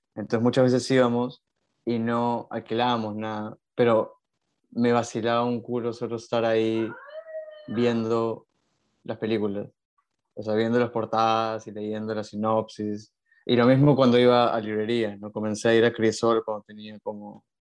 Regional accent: Lima, Peru; also born or lived in Buenos Aires, Argentina; soy de Lima, eh, siempre he vivido en Lima, salvo cuando estudié en la universidad, pero toda mi infancia la pasé en Lima.

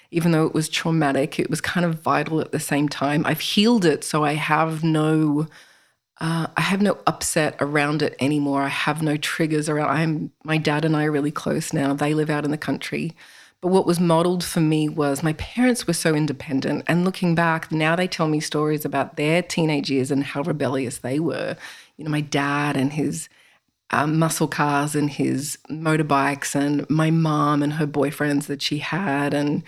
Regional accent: Toronto, Ontario, Canada; born there; So I was born in Canada, in Toronto, and we moved around a lot

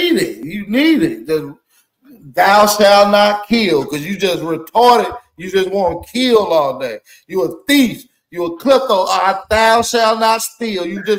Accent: Tennessee, United States; I'm from Tennessee, so.

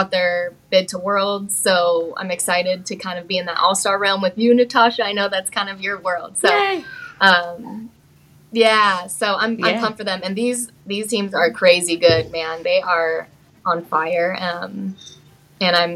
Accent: Las Vegas, Nevada, United States; I am from Las Vegas

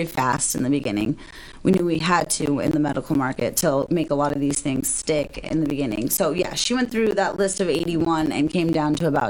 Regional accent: Las Vegas, Nevada, United States; I grew up in Vegas

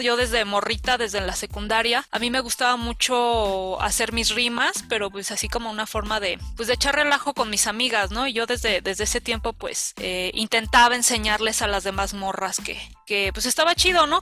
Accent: Ecatepec, State of Mexico, Mexico; yo soy de Ecatepec, digo, si los que nos están escuchando no, no saben de dónde, de dónde vengo yo, soy de Ecatepec

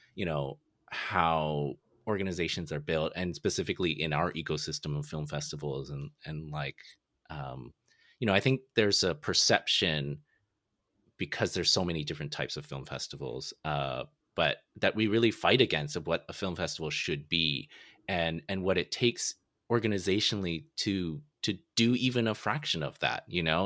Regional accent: San Francisco, California, United States; also born or lived in Toronto; I'm from San Francisco, and people in Toronto, they always call it San Fran.

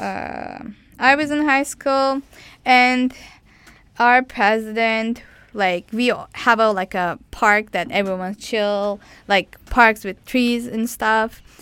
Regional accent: Turkey; English is a second language; moved away as an adult; I come from Turkey

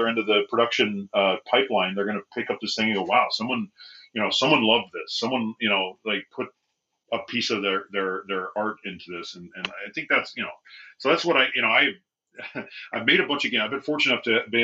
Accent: Bakersfield, California, United States; moved away; I'm from Bakersfield, California, and much of my family is still down there.

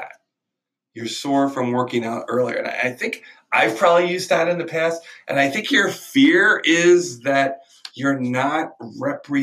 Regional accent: Manheim, Pennsylvania, United States; now in Miami, United States; growing up in Mannheim, PA

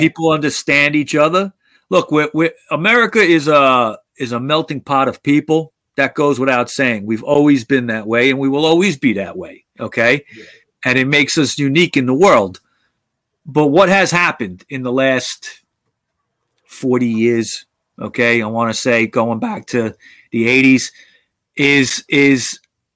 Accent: United States

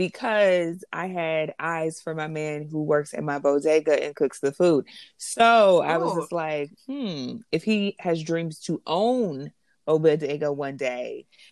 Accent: Los Angeles, California, United States; now in New York City, United States; And I am originally from Los Angeles, California. I currently reside in New York City.

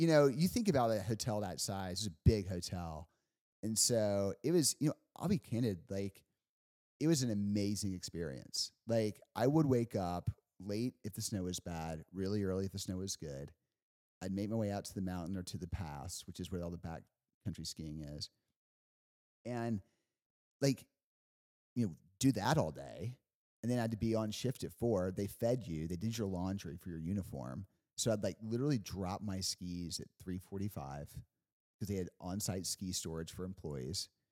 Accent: Huntsville, Alabama, United States; moved away as an adult; also born or lived in Washington, D.C.; growing up in Huntsville

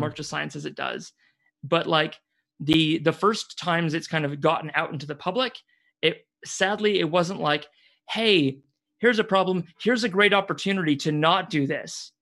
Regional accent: Waikato, New Zealand; moved away; also born or lived in Suzhou, China; the area I'm from, Waikato

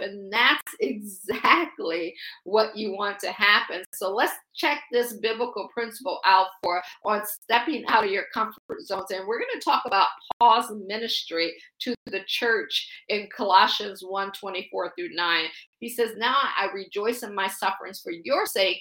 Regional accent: Akron, Ohio, United States; moved away as an adult; also born or lived in Washington, D.C. area / Baltimore / Boston / Pittsburgh; I'm from Akron, Ohio. I always joke and say I grew up shy shelter in church basically six days a week

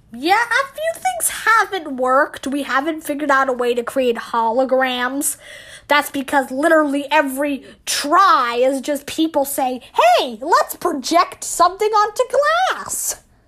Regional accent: Ireland; because I'm Irish

